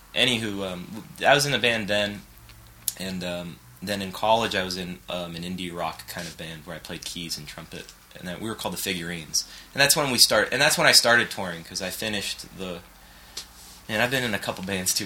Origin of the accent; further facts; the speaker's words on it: Los Angeles, California, United States; I grew up in West Side and um, of Los Angeles